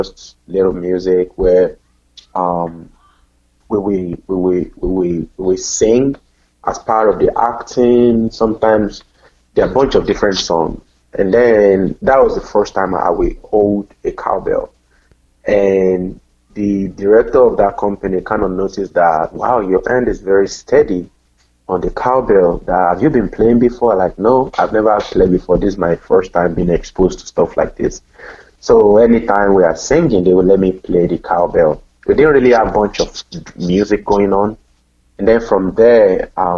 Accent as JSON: {"language": "English", "country": "Nigeria", "moved": "yes", "lives_now": "Cincinnati, United States", "said": "I'm originally from Nigeria"}